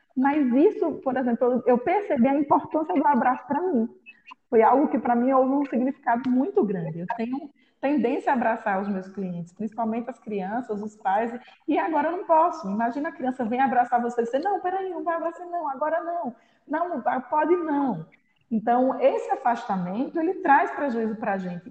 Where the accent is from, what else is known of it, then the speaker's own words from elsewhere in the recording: Northeast Region, Brazil; nós como brasileiros e nordestinos, então, ainda mais, somos muito de contato